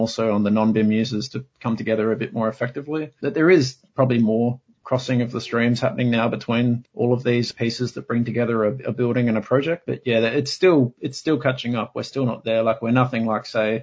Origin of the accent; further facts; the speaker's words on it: Adelaide, South Australia, Australia; moved away as an adult; now in Sydney, Australia; my hometown of Adelaide in South Australia